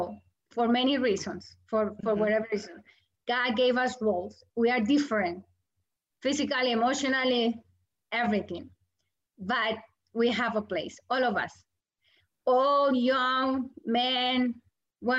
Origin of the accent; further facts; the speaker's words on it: Colombia; English is a second language; moved away as an adult; also born or lived in New York; now in United States; I am from Colombia